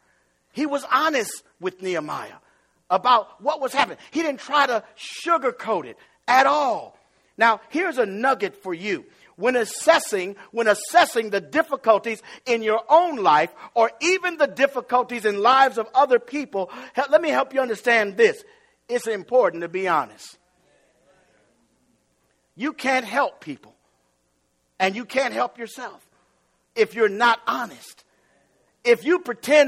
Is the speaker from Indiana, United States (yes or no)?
yes; East Chicago, Indiana, United States; I'm from East Chicago. So I had to say, I'm so East Chicago that I remember Mr. Bell's soft serve ice cream and buying chocolate cones from him when I was a little kid